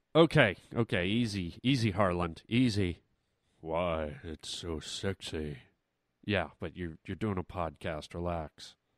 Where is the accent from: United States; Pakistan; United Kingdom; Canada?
Canada; we grew up in Canada.